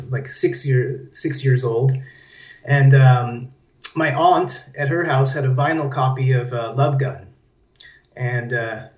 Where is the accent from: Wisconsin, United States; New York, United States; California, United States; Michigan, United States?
California, United States; San Diego; moved away as an adult; now in Belgrade, Serbia; I'm originally from there, but I've been living here